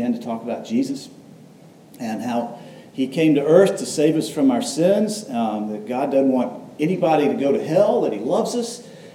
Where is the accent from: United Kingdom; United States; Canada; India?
United States; Atlanta, Georgia; I'm from Atlanta, was born there